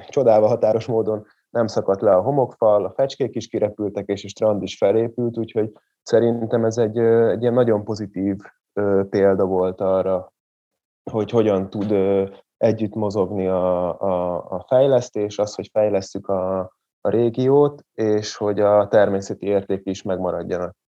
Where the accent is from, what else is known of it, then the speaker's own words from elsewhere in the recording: Nagymaros, Pest, Hungary; also born or lived in Kismaros / Zebegény; Nagymaroson nőttem föl, de az általános iskolát már Kismaroson fejeztem be, aztán átköltöztem Zebegénybe, most megint Nagymaroson lakok, de nem sokára megint visszaköltözök Zebegénybe